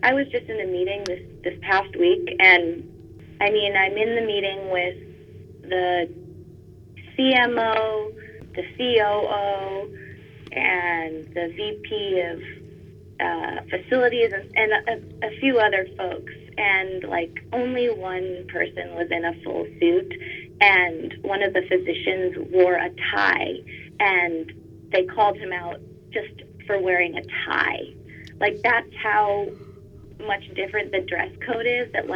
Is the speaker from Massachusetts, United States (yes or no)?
yes; Boston, Massachusetts, United States; moved away as an adult; now in Los Angeles, United States; I grew up in the Boston area, but had a lot of family on the West Coast.